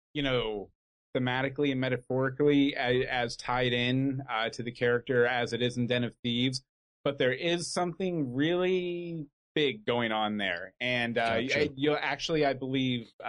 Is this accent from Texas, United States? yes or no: yes; Katy, Texas, United States; I grew up in Katy, Texas